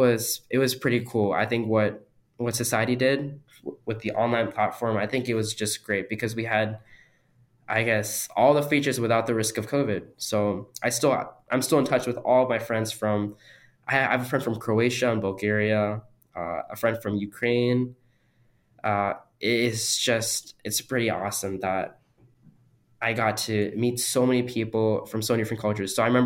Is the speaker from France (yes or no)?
no; India; born there; I was born in India and I've gone there several times. I've lived there for months at a time over summer vacation.